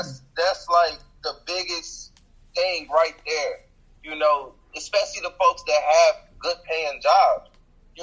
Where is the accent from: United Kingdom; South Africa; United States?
United States; Chicago, Illinois; moved away; I'm originally from Chicago